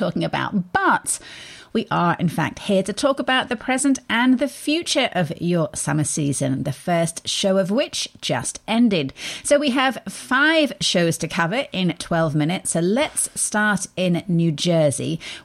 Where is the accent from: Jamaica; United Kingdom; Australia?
United Kingdom; now in United States; being a Brit